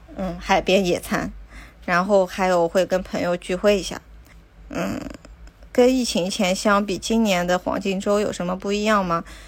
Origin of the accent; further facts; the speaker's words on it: China; now in Tokyo, Japan; 我们中国人